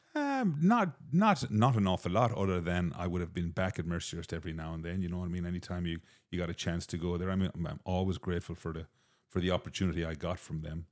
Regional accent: Dungarvan, Munster, Ireland; moved away as an adult; also born or lived in Antigua / Boston; now in United States; my hometown in Dungarvan

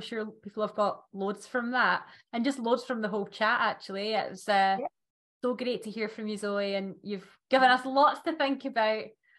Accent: Scotland, United Kingdom; accent: Scottish; That's my Scottish accent.

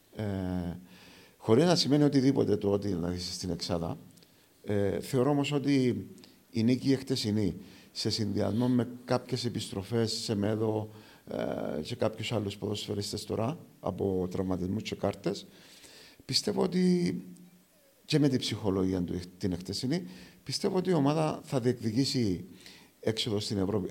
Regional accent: Aradippou, Larnaca District, Cyprus; το πατρικό μου το σπίτι είναι ακριβώ έξω από το κοινοτικό γήπεδο τη Αραδίπου. Γεννήθηκα στην Αραδίπου.

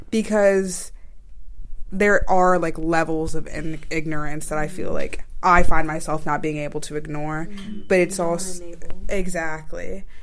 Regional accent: Maryland, United States; Because I'm from Maryland. Mm-hmm. Like my family's from here. I grew up here, born and raised.

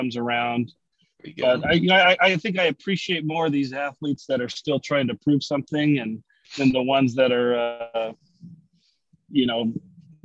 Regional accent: Arizona, United States; I'm an Arizona boy

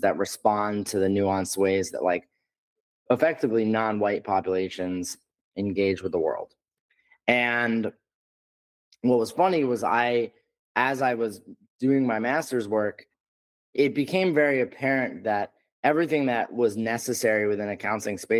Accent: New York, United States; I'm from New York and live here.

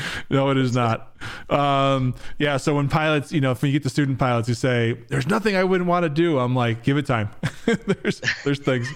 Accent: Rochester, New York, United States; also born or lived in Buffalo, New York; I grew up in Rochester, New York, in Buffalo and Rochester, New York

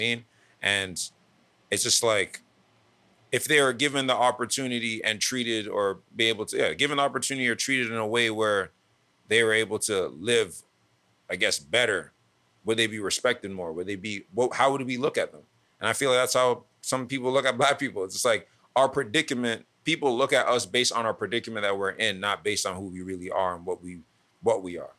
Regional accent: Toronto, Ontario, Canada; growing up in Scarborough. Being in Toronto

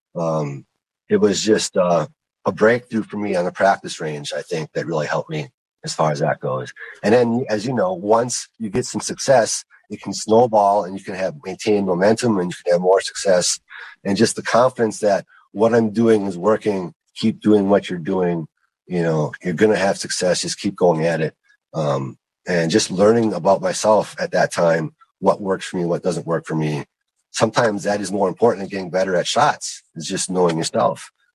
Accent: Lake Michigan, Wisconsin, United States; I grew up on Lake Michigan

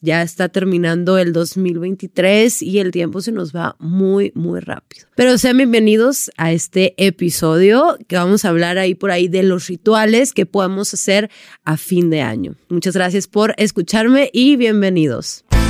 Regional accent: Sonora, Mexico; moved away; yo llegué a mi casa ya en Sonora porque soy de Sonora

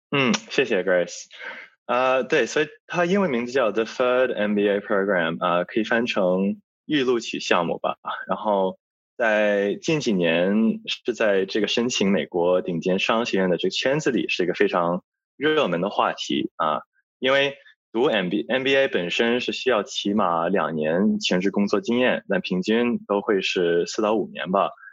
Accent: Australia; 我作为一个在澳洲长大的华侨

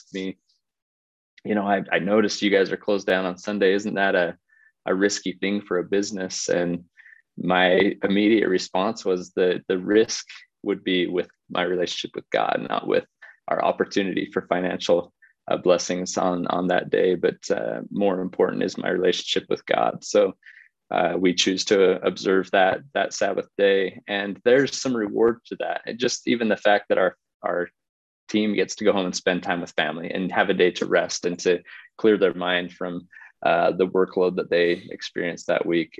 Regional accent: Utah, United States; also born or lived in South Bend, Indiana / Washington, D.C.; We were raised here in Utah

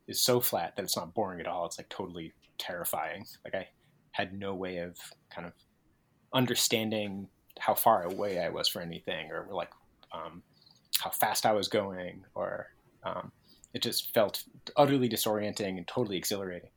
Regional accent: New England, United States; I'm from New England, so I'm used to kind of existing in a certain topographic situation, which is like hills

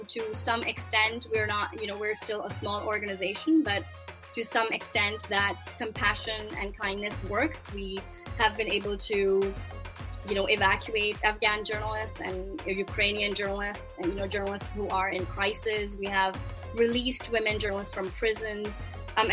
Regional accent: Pakistan; moved away; I started my career in Pakistan as a Pakistani journalist in 1999

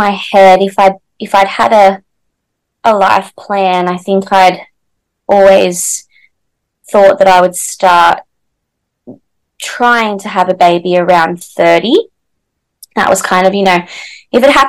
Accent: Newcastle, New South Wales, Australia; I'm from Newcastle in New South Wales, Australia.

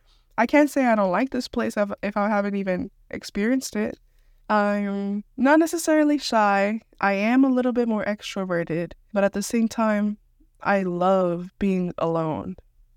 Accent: Houston, Texas, United States; I'm from Houston, and even I don't know my whole city.

